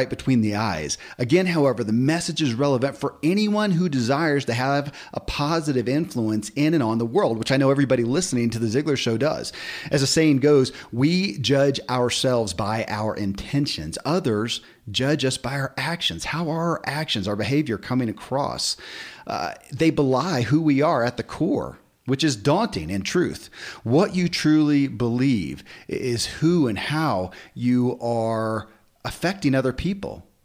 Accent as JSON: {"language": "English", "region": "Kentucky", "country": "United States", "tie": "born or raised there"}